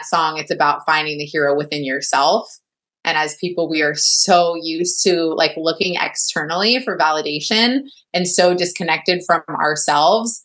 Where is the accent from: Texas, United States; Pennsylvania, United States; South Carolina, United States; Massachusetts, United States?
Texas, United States; I'm from Texas too